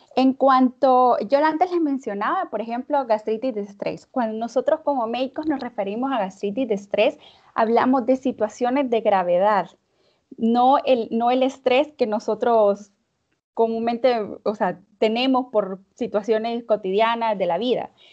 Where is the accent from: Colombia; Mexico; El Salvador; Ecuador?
El Salvador; now in Russia; soy médico salvadoreño, pero me encuentro viviendo en Rusia